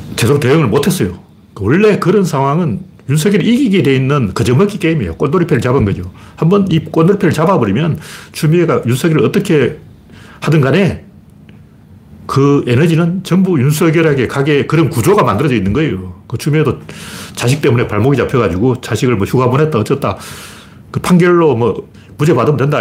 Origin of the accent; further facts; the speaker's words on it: Gyeongju, North Gyeongsang, South Korea; moved away; 저는 경주 출신이기 때문에